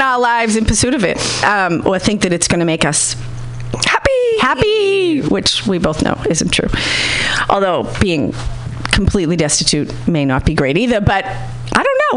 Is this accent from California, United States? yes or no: no; Boston, Massachusetts, United States; I'm from Boston